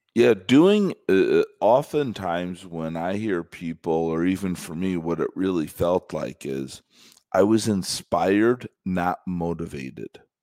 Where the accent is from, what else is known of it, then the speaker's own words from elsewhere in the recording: Chicago, Illinois, United States; I'm from Chicago